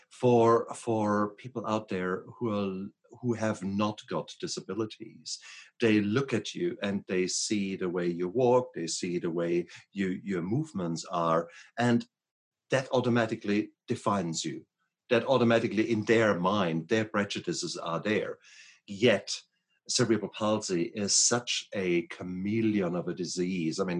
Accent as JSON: {"language": "English", "country": "Germany", "second_language": "English", "lives_now": "United States", "said": "when I come from Germany, we, we start earlier there, okay?"}